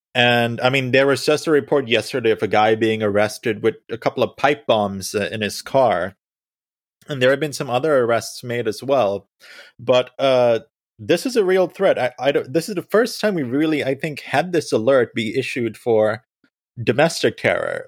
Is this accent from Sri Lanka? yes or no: yes; Sri Lanka; moved away; I was born in Sri Lanka